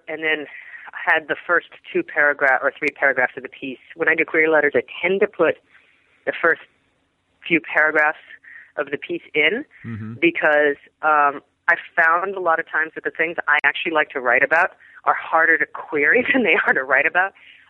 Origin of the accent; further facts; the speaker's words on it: Texas, United States; born there; I was born in Texas. My parents are both Texans